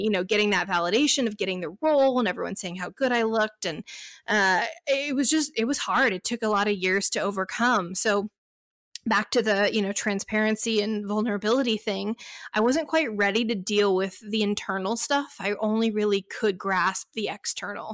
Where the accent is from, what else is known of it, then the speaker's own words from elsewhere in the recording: Dallas, Texas, United States; now in Inland Empire, California, United States; I'm originally from Dallas, Texas